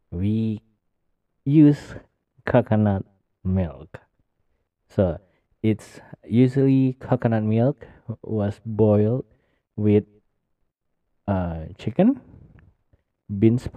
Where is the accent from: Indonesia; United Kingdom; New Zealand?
Indonesia; Medan, North Sumatra; Medan is my hometown Medan is my hometown city